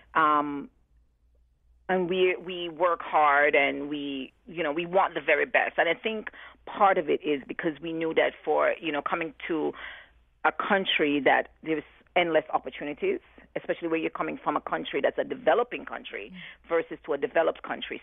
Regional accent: Jamaica; now in New Haven, United States; for me in New Haven, before I'm known as a Jamaican

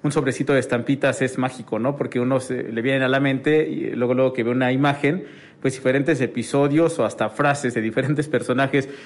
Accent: Mexico; está en nuestro ADN como mexicanos todo esto

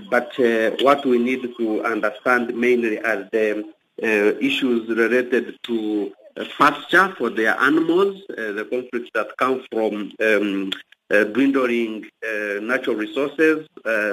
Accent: Uganda; I come from Uganda

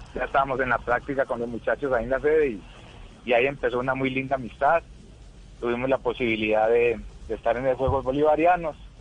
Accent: Colombia; quiero mucho a mi tierra

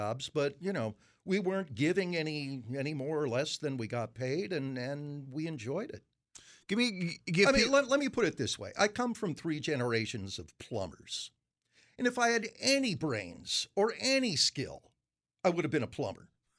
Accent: Framingham, Massachusetts, United States; born or raised there

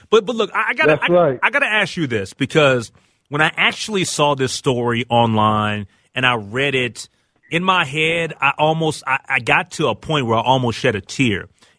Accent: Minneapolis, Minnesota, United States; as a young kid growing up in the Lynn Park neighborhood and being right there, right on Lindale and Broadway

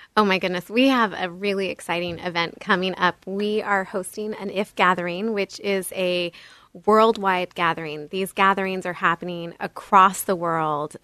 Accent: Bay Area, California, United States; I grew up in the Bay Area of California

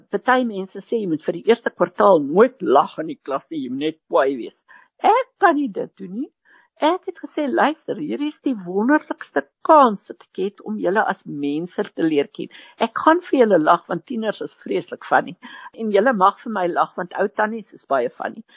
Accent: KwaZulu-Natal, South Africa; Afrikaans is a second language; ek het in Natal groot geword

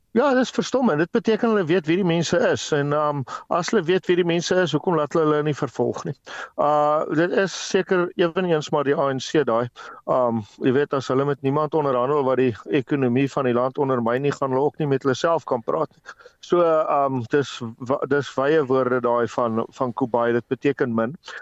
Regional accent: South Africa; as 'n Suid-Afrikaner

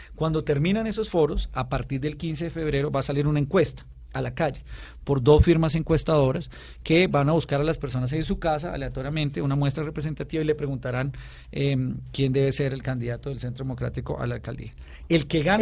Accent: Bogotá, Colombia; Soy bogotano, nací en el hospital militar, viví aquí en un barrio muy cercano acá que se llama El Quirinal

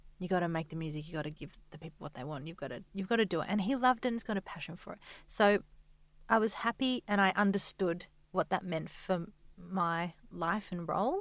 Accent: Adelaide, South Australia, Australia; now in Sydney, Australia; We're both from Adelaide, so our parents were there.

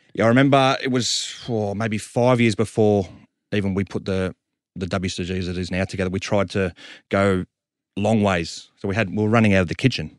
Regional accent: Sydney, New South Wales, Australia; we're from Southwest Sydney

